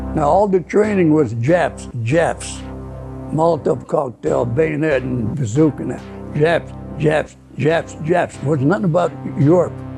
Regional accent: Crabtree, Pennsylvania, United States; first language Italian; English is a second language; Crabtree, Pennsylvania. The people in that town, there's about 10 families from the same town, or near, they knew each other. It was all Italian, 100%. Well, I learned English at first grade

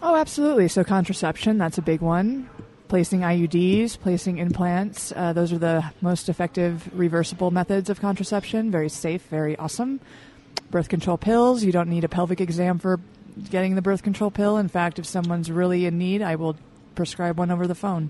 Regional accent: Michigan, United States; now in Utah, United States; Mainly from Michigan

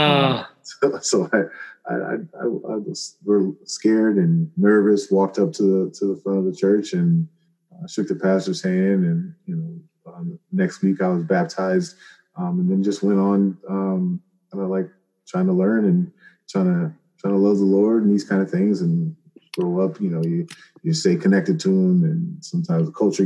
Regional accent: Champaign, Illinois, United States; now in Akron, United States; I'm from Champaign, Illinois, about an hour and a half south of Chicago. Mom and dad, brother and sister. I'm the middle child. Had a great childhood growing up

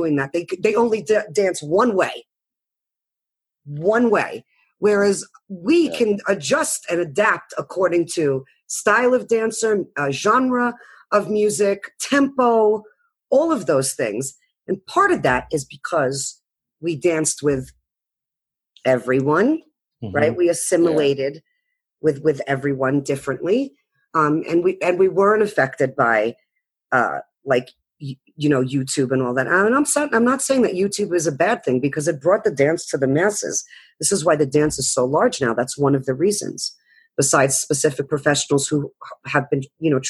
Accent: East Coast, United States; I came from the East Coast

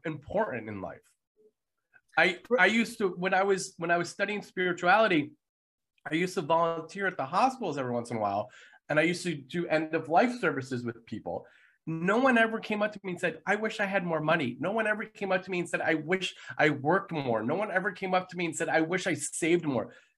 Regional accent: United States; being an American

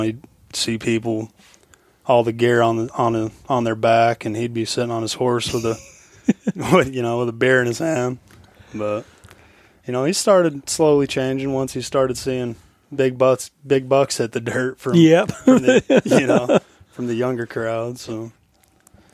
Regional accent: Rock Springs, Wyoming, United States; moved away as an adult; now in Fairbanks, United States; Rock Springs, Wyoming, my hometown.

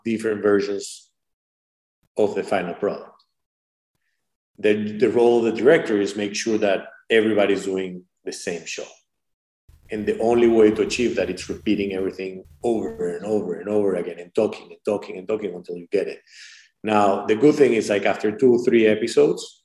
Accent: Venezuela; now in United States; I was born in Venezuela.

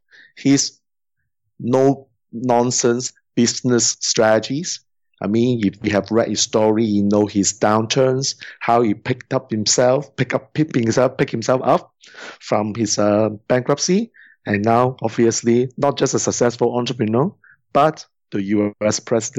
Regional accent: Singapore; I'm from Singapore

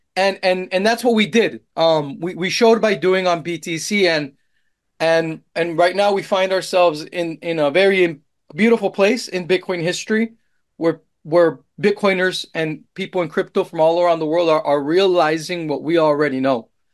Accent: Colombia; moved away; also born or lived in Austin, Texas; I'm Colombian

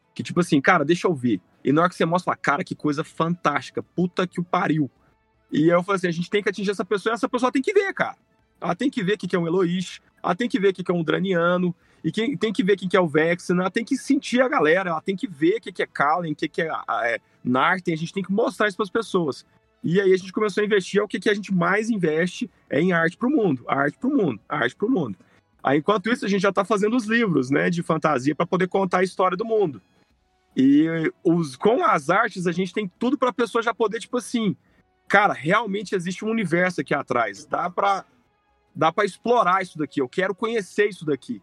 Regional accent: Brazil; sou brasileiro, eu amo o Brasil, eu sou apaixonado pela nossa terra

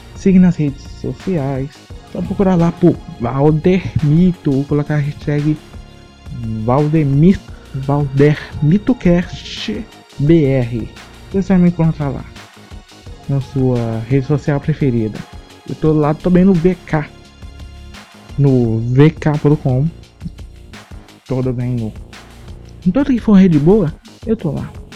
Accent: Tocantins, Brazil; sou tocantinense

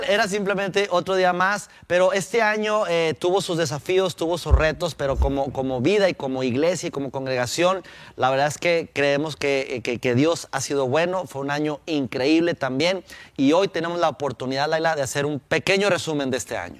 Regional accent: Durango, Mexico; now in Mexico City, Mexico; la pasé en mi tierra natal, Durango, con mi familia, mis padres

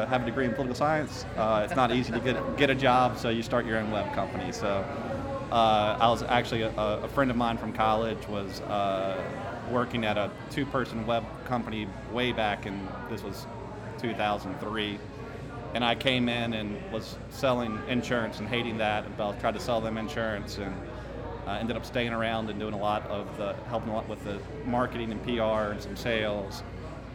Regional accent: Martinsville, Virginia, United States; moved away as an adult; also born or lived in South Carolina; now in Greenville, United States; I grew up in Martinsville, Virginia

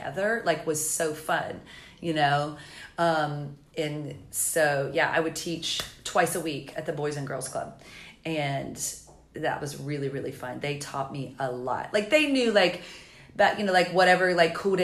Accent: the South, United States; moved away as an adult; also born or lived in Los Angeles; now in Charleston, United States; I have family in Myrtle Beach and I'm from the South

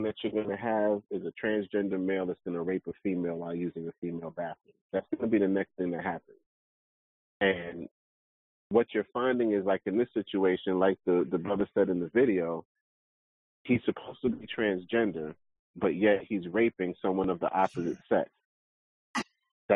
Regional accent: New York City, New York, United States; I knew a couple of them growing up in Brooklyn

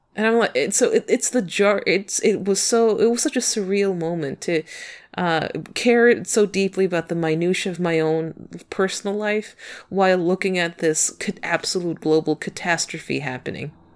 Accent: United States; as an American

